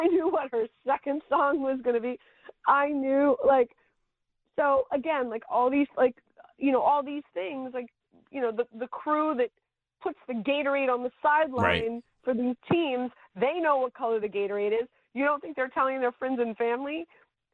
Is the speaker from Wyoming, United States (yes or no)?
no; Miami, Florida, United States; moved away as an adult; also born or lived in New York; I went to Sunset Senior High School. I grew up in Kendall.